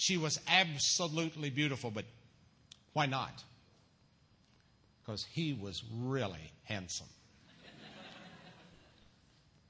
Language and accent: English; Missouri, United States; moved away as an adult; also born or lived in Bellevue, Nebraska; now in Illinois, United States; My senior year in high school, back in my home state of Missouri